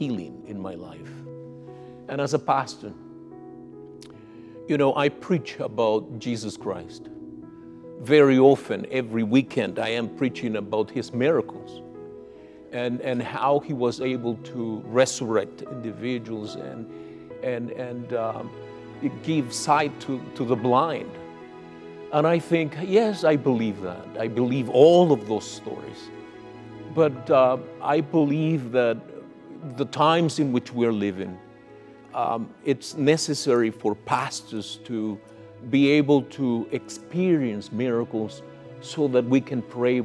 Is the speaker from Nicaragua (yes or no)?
yes; Nicaragua; now in Canada; I was born in Nicaragua